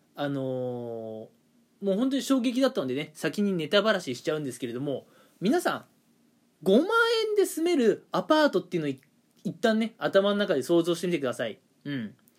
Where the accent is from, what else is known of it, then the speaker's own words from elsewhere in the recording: Toyama, Japan; now in Kanto, Japan; 地元私あの富山 の方でねまあはっきり言って田舎ですよ富山